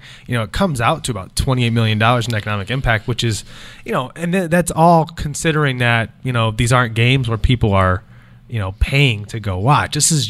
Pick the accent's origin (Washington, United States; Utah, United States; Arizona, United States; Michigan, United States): Michigan, United States; now in Florida, United States; I'm from Michigan